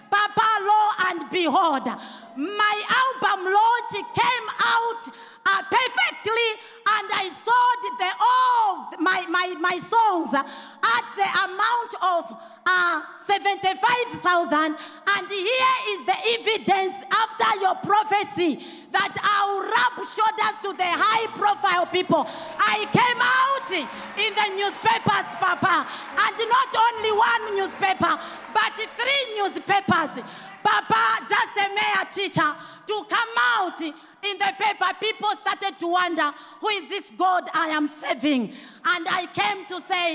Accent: Central Province, Zambia; I'm coming from Zambia, Central Province

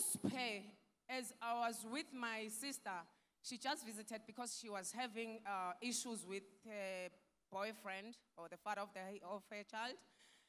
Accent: Nkandla, KwaZulu-Natal, South Africa; I'm coming from South Africa, an area called Nkandla

